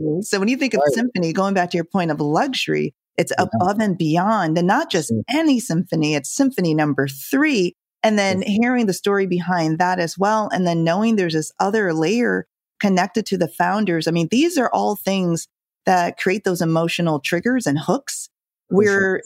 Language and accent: English; Jamaica; I'm from Jamaica